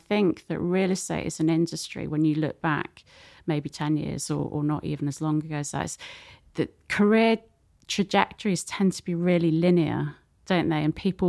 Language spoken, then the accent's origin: English; North West England, United Kingdom; accent: Scouse; no one was going to pay you to work in the city with a Scouse accent.